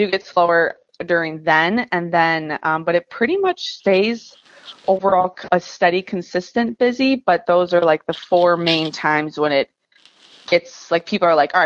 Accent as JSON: {"language": "English", "town": "Chicago", "region": "Illinois", "country": "United States", "said": "I'm from Chicago and there's four different seasons"}